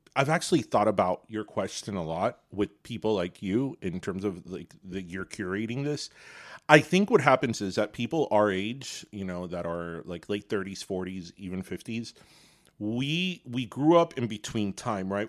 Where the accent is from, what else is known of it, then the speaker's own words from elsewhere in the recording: Miami, Florida, United States; a kid growing up in Miami in the eighties